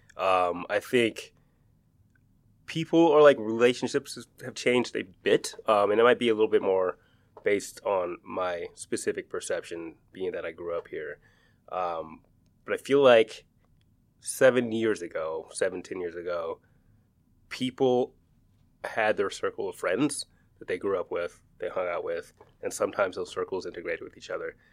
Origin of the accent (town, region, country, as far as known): Seattle, Washington, United States; born or raised there